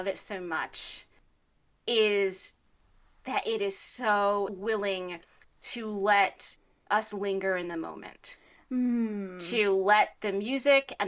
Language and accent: English; United States; I say this as an American